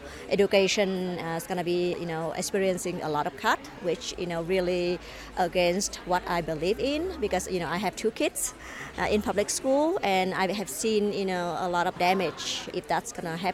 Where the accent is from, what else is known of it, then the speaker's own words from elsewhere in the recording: Albuquerque, New Mexico, United States; I'm from Albuquerque